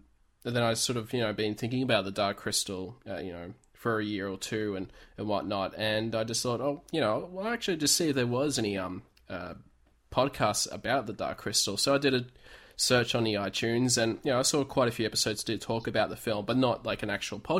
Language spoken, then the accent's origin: English; Melbourne, Victoria, Australia; I'm from Melbourne in Australia